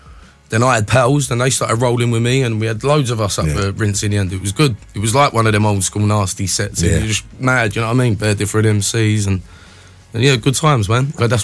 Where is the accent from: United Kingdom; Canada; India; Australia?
United Kingdom; Dagenham, London; where I was from Dagenham.